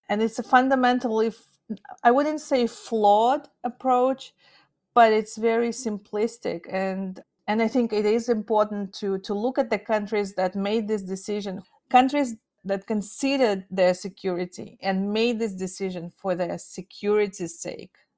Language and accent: English; Kazakhstan; accent: Russian; first language Russian; English is a second language; moved away as an adult; I was born in Kazakhstan, but I never spoke Kazakh.